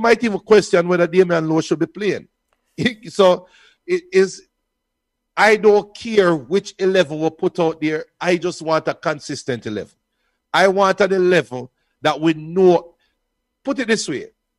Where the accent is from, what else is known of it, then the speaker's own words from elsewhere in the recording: Portmore, Saint Catherine, Jamaica; About 395 Treadway Court, Westchester, Portmore, St. Catherine. That's where I come from. I'm a Jamaican